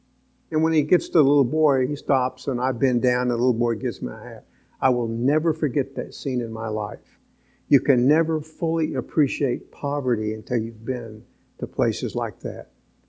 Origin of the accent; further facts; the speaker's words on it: Venezuela; born there; I was born in Venezuela in an oil camp.